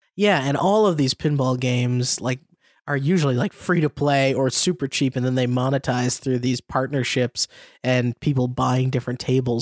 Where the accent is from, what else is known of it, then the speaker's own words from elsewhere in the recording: United States; as an American